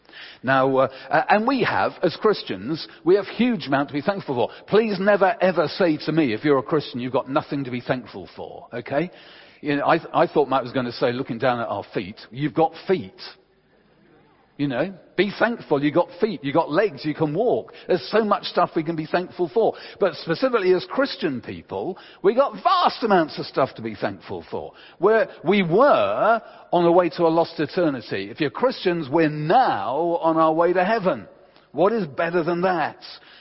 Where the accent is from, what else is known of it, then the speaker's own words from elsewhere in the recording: England, United Kingdom; we're English